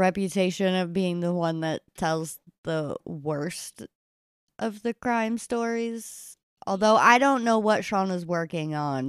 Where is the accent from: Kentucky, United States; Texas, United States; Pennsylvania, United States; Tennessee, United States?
Kentucky, United States; We're actually from Kentucky